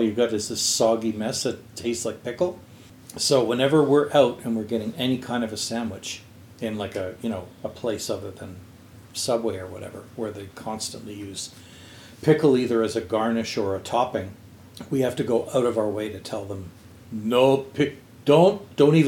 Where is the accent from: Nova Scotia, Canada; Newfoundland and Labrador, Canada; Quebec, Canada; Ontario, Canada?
Quebec, Canada; I grew up in Quebec